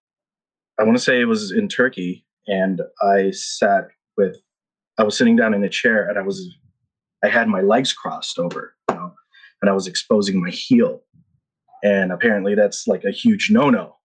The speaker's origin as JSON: {"language": "English", "country": "Philippines", "tie": "born or raised there", "also_born_or_lived": "Guam", "said": "So I was born and raised in the Philippines, and I was raised in, as a military brat."}